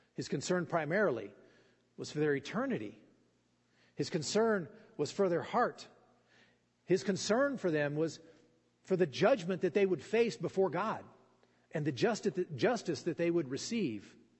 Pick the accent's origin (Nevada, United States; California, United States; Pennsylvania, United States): Nevada, United States; Fallon; I grew up in Fallon, and you know we didn't have a lot of water